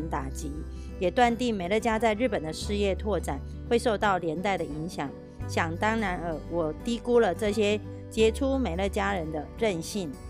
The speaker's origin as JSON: {"language": "Chinese", "town": "Miaoli", "region": "Miaoli County", "country": "Taiwan"}